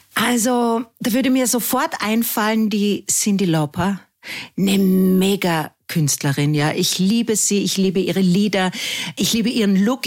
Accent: Carinthia, Austria; moved away as an adult; also born or lived in Vienna; ich als Kärntnerin

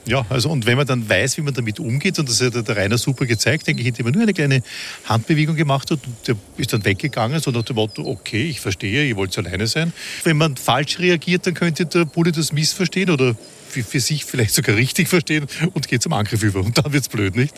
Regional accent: Vienna, Austria; wie man bei uns in Wien sagt

